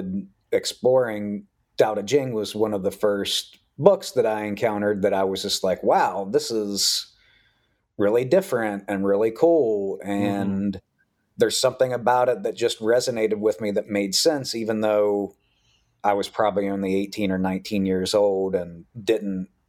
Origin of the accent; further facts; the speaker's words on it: West Virginia, United States; I grew up in West Virginia